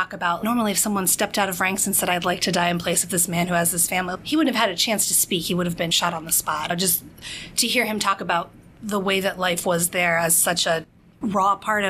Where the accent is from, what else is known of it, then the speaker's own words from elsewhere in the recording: Cincinnati, Ohio, United States; So I grew up in most of the Cincinnati area. We moved around a little bit before settling there when I was shortly before kindergarten, I guess.